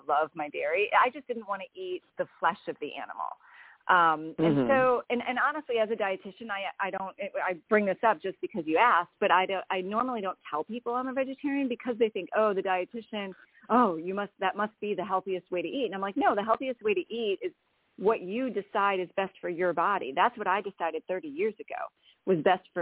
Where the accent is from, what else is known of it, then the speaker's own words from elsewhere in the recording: Wisconsin, United States; moved away as an adult; also born or lived in Indiana; I grew up in Wisconsin, so I was a northerner for a long time